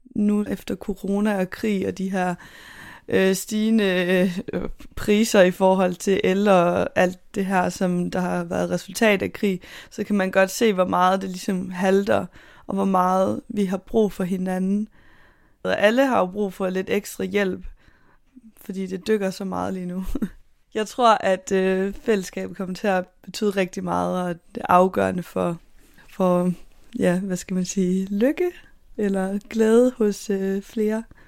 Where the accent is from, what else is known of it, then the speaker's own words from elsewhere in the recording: Southern Jutland, Southern Denmark, Denmark; Og så er jeg nede fra Sønderjylland af.